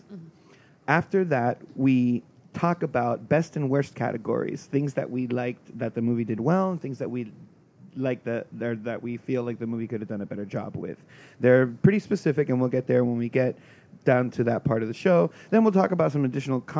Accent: South Florida, United States; I'm from South Florida

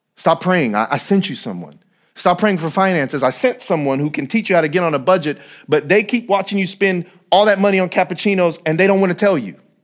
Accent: San Bernardino, California, United States; I'm still from San Bernardino

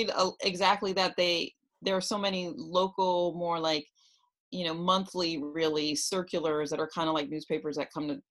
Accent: New York City, New York, United States; I grew up in New York City, and I brought that into Renew You at New York City

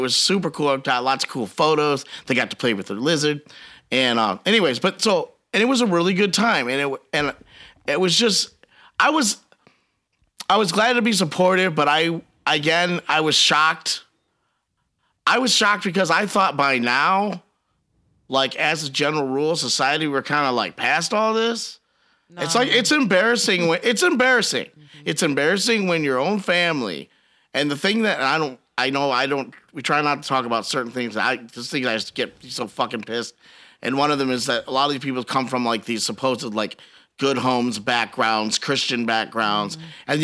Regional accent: Biloxi, Mississippi, United States; I grew up on old school gospel music because I grew up in Biloxi

